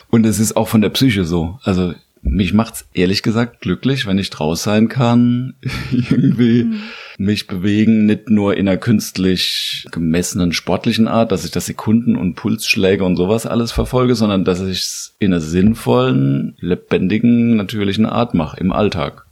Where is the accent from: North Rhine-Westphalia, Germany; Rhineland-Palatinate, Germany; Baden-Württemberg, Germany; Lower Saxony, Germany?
Rhineland-Palatinate, Germany; Landau; moved away as an adult; now in Mainz, Germany; Ich komme aus der Südpfalz